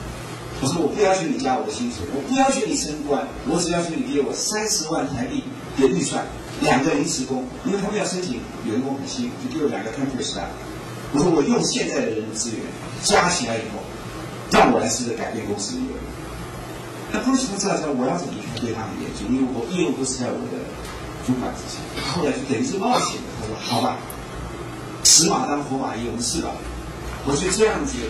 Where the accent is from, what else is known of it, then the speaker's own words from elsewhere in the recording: Taiwan; 我是台湾人，我知道我的市场，我知道我的顾客，我懂得他们的语言。